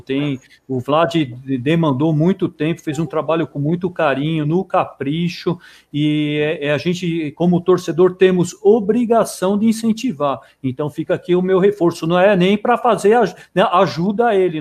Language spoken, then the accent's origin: Portuguese; Santo André, São Paulo, Brazil; nós somos morador, eu nasci em Santo André